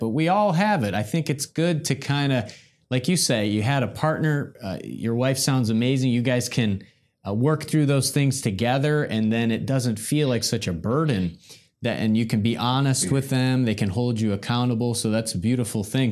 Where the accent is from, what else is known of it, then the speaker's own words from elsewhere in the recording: Midwest, United States; We're both from the Midwest